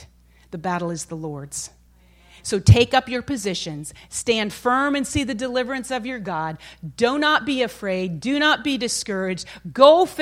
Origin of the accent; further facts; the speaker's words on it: Maine, United States; I'm from Maine, and my dad and brothers used to hunt